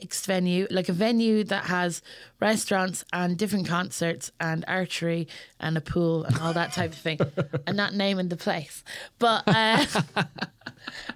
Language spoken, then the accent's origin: English; Ireland; as an Irish person